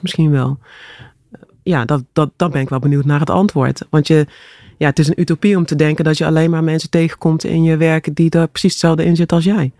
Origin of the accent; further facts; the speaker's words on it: Grubbenvorst, Limburg, Netherlands; moved away; also born or lived in Horst aan de Maas / Broekhuizen; ik ben geboren in Horst aan de Maas. Ja. En ik ben opgegroeid in uh, Grubbevorst, eh, in de buurt van Venlo.